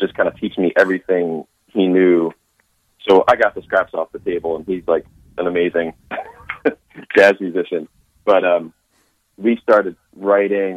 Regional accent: Philadelphia, Pennsylvania, United States; moved away as an adult; now in Nashville, United States; I grew up in Philadelphia

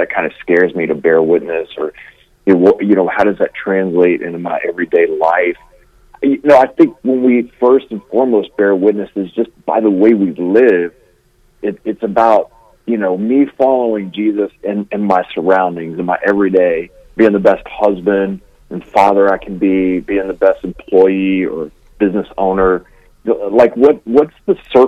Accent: Louisiana, United States; I'm from Louisiana. Like, I am way down south

